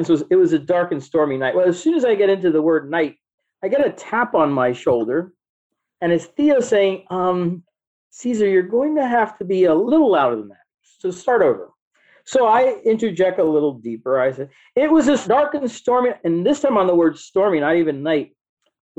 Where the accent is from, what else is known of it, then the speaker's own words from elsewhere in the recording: Miami, Florida, United States; I'm from Miami, born and raised